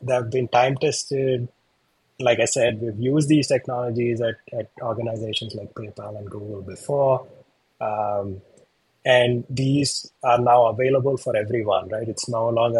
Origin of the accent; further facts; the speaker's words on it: India; moved away; I'm from India.